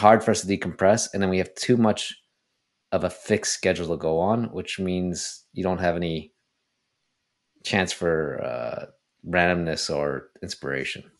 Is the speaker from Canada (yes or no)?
yes; Toronto, Ontario, Canada; moved away as an adult; also born or lived in Montreal; I grew up in Toronto